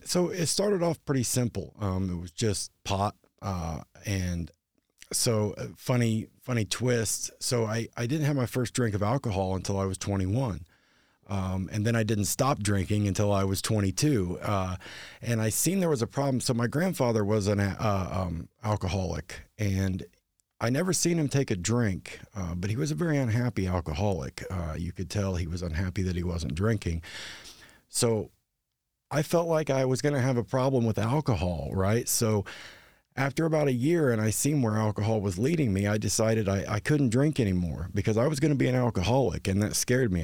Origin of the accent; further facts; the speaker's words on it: Hartford City, Indiana, United States; moved away as an adult; now in Anderson, United States; I'm not originally from Anderson. I'm a transplant, um, originally from Hartford City